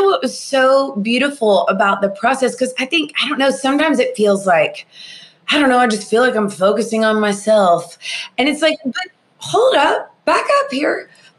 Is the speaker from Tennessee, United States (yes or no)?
yes; Nashville, Tennessee, United States; born or raised there